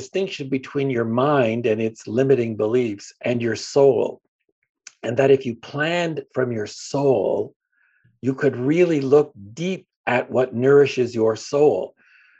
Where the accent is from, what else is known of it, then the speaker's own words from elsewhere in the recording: Hamilton, Ontario, Canada; moved away as an adult; also born or lived in Los Angeles; Born and raised in Hamilton, Ontario, Canada